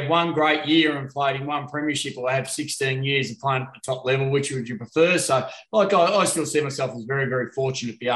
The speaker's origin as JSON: {"language": "English", "town": "Melbourne", "region": "Victoria", "country": "Australia", "tie": "born or raised there", "said": "Growing up in Melbourne, you know, you understand that whole week"}